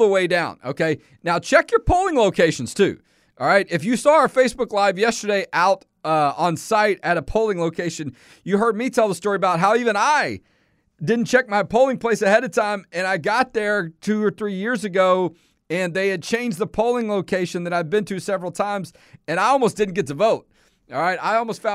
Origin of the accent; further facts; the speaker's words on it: Houston, Texas, United States; now in Central Texas; I was in East Houston, where I grew up, my old stomping ground, East Side